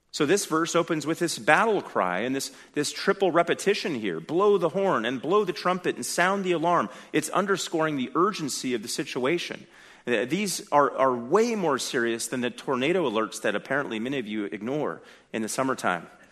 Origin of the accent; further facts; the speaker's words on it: California, United States; I come from California